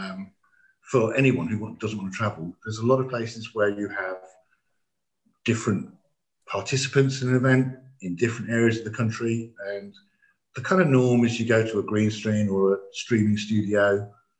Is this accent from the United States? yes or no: no; England, United Kingdom; we didn't speak anything but English being English